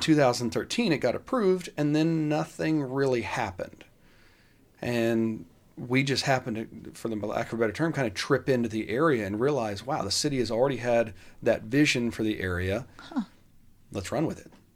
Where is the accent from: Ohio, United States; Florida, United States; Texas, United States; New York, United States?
Texas, United States; Dallas; I grew up in the Kessler Park area